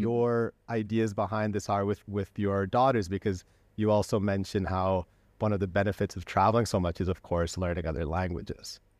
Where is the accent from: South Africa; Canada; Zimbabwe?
Canada; now in Spain; as someone who was raised in Canada and now lives in Spain, uh, my parents are from Belgium